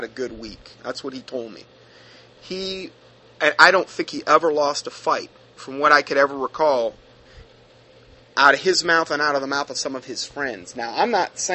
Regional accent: Ohio, United States; I grew up in Ohio

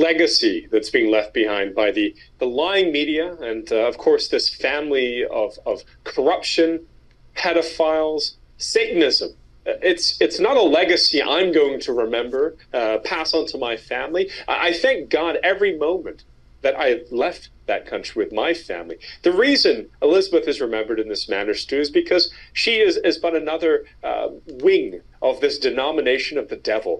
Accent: England, United Kingdom; now in United States; I was a British citizen. I grew up in England. I'm an American now

